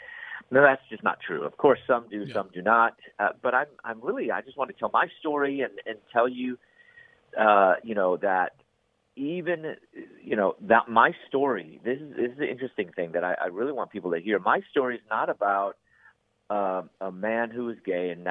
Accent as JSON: {"language": "English", "town": "Chicago", "region": "Illinois", "country": "United States", "also_born_or_lived": "Louisville, Kentucky / Atlanta, Georgia", "moved": "as an adult", "said": "I'm from Chicago area, and you know, I'm back then. There weren't many Asians there, and so I was picked on for that."}